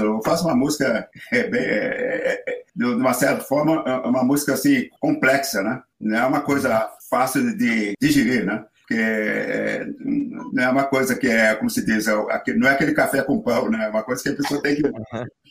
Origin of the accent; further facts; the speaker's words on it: Rio Claro, São Paulo, Brazil; moved away as an adult; also born or lived in Campinas / Rio de Janeiro; now in United States; eu, sou de Rio Claro, aí de Rio Claro estudei, fiz o um curso todo lá de, de música depois fui para Campinas